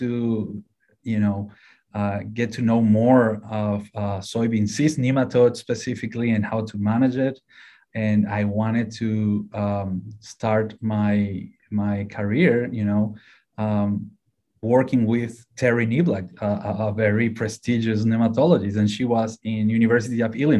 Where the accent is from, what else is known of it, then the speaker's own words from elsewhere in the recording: Paraguay; moved away as an adult; now in Ohio, United States; So originally I'm from Paraguay in South America